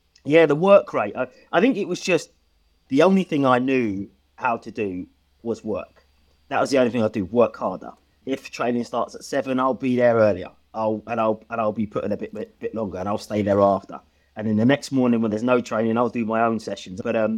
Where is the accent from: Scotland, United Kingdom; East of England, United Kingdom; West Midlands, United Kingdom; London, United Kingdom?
East of England, United Kingdom; Stevenage; So I grew up in Stevenage in Hertfordshire, a brother and sister, a single parent kind of upbringing.